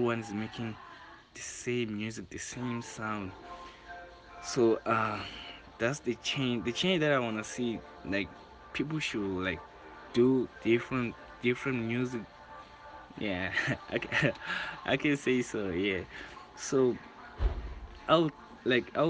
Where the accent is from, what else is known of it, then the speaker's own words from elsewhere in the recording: Orlando West, Gauteng, South Africa; from Orlando West